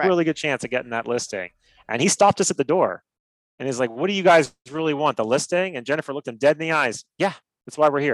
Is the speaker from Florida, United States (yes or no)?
yes; Miami, Florida, United States; now in Naples, United States; I'm a hustler from Miami.